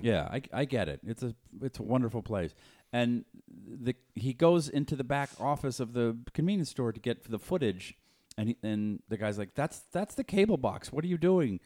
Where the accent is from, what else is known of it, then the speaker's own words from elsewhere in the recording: Boston, Massachusetts, United States; moved away; I'm from Boston